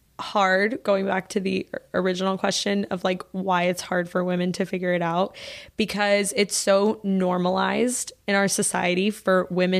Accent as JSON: {"language": "English", "region": "Texas", "country": "United States", "tie": "born or raised there", "said": "I grew up in Texas"}